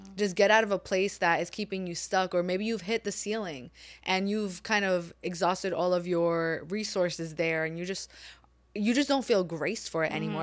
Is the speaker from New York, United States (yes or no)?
yes; New York City, New York, United States; moved away as an adult; also born or lived in Japan; I'm born and raised in New York City, Staten Island.